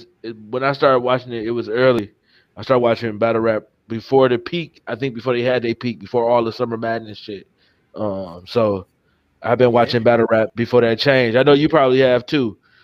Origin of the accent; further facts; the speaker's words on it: Detroit, Michigan, United States; And I'm from Detroit. DNA. So I'm from Detroit. So I'm from Detroit.